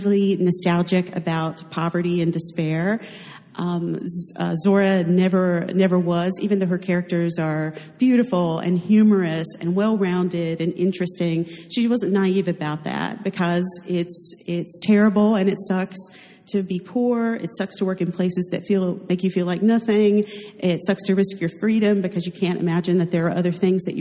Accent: North Carolina, United States; I'm from North Carolina

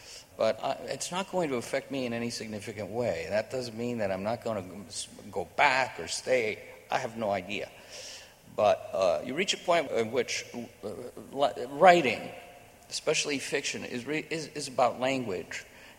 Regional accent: New York, United States; So I, you know, I grew up in New York.

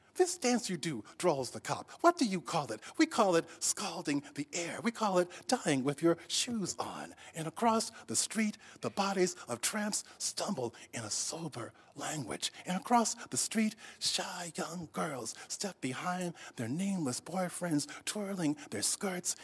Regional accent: Rochester, New York, United States; when I grew up, um, in Rochester, New York, um, I actually was growing up in the South

